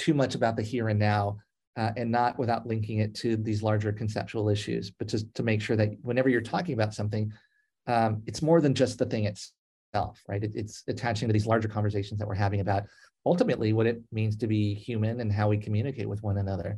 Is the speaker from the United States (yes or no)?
yes; Los Angeles, California, United States; moved away as an adult; now in Oregon, United States; growing up in Los Angeles